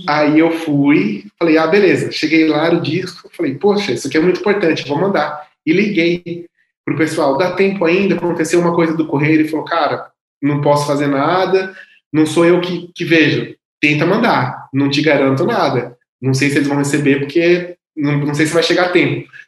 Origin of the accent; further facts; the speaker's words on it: Louveira, São Paulo, Brazil; moved away as an adult; also born or lived in Espírito Santo; na banda da cidade de Louveira, onde eu nasci